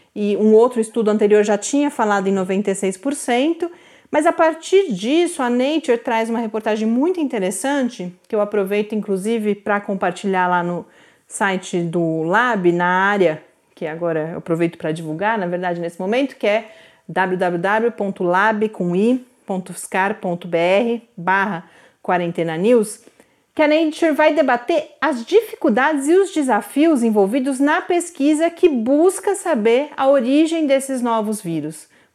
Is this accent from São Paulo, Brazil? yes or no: yes; Santos, São Paulo, Brazil; cresci em Santos